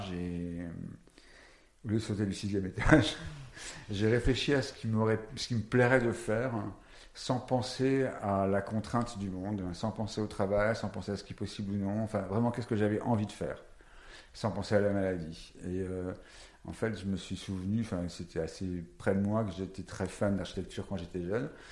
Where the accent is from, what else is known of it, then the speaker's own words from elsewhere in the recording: Paris, Île-de-France, France; Et parisien, je suis né à Paris.